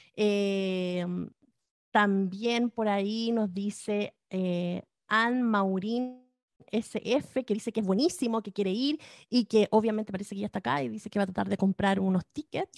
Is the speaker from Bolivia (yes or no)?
no; Chile; now in California, United States; somos dos chilenas que vivimos acá en California